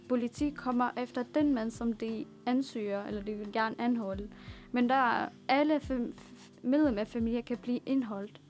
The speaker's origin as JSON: {"language": "Danish", "town": "Damascus", "region": "Damascus Governorate", "country": "Syria", "tie": "born or raised there", "moved": "yes", "lives_now": "Denmark", "said": "jeg er født i Damaskus, og jeg er opvokset der, og det er min"}